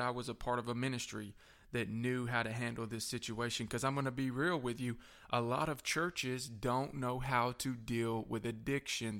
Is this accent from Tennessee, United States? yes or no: yes; Manchester, Tennessee, United States; also born or lived in Shelbyville, Tennessee; I moved from Shelbyville back down to Manchester